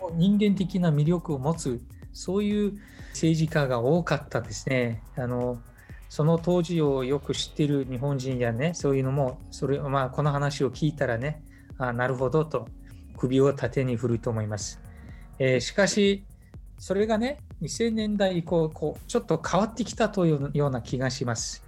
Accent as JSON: {"language": "Japanese", "country": "Mongolia", "said": "モンゴル人としての遊牧というものを大事にする"}